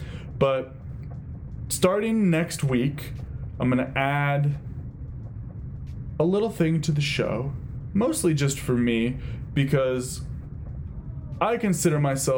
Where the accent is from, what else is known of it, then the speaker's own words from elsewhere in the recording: Ohio, United States; maybe that was just a super popular thing growing up in Ohio. But I swear, everyone I knew growing up was wearing Chucks.